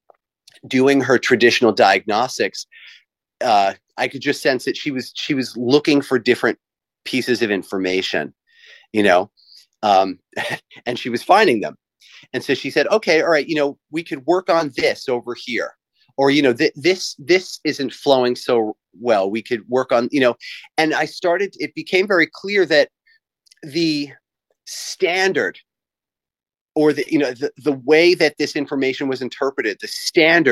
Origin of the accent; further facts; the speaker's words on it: New York City suburbs, United States; now in Hilton Head, United States; I'm from New York, the New York City kind of suburban area. I was born in New York City and then raised a little bit north of that.